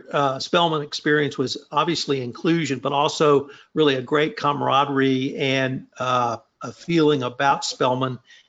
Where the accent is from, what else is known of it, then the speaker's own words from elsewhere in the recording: the South, United States; I grew up in the South, and historic Black colleges and universities were part of the educational landscape where I grew up.